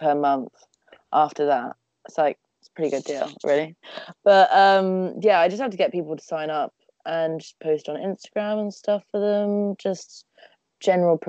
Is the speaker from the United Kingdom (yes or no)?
yes; Cheltenham, South West England, United Kingdom; also born or lived in Nottingham; I've lived in Cheltenham since I was born.